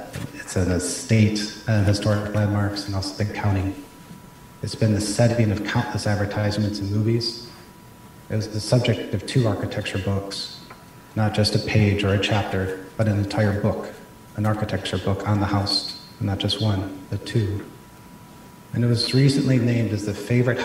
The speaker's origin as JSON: {"language": "English", "town": "Troy", "region": "Michigan", "country": "United States", "tie": "born or raised there", "also_born_or_lived": "Ann Arbor, Michigan / San Francisco, California", "moved": "as an adult", "said": "I was born and raised in Troy."}